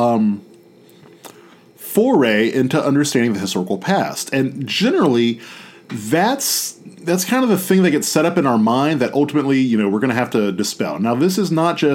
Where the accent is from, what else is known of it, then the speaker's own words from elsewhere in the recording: United States; I am an American